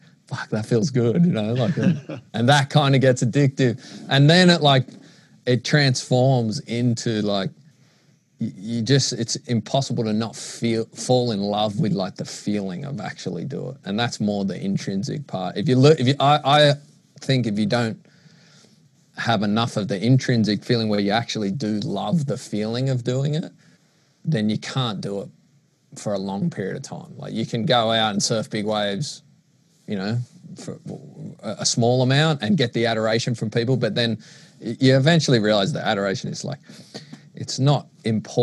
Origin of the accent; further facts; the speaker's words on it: Sydney, New South Wales, Australia; growing up in Maroubra.